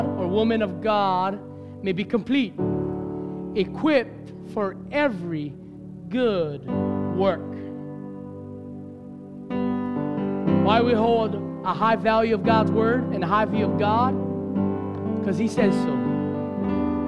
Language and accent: English; Hawaii, United States; as a Hawaiian, I'd never used that word growing up